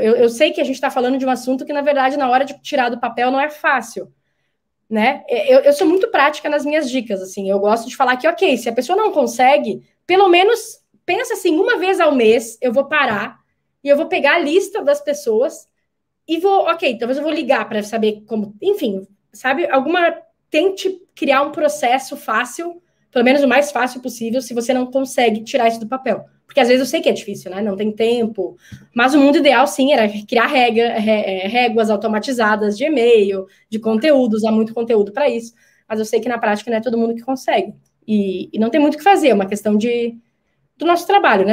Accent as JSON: {"language": "Portuguese", "country": "Brazil", "said": "Eu sei que como brasileira"}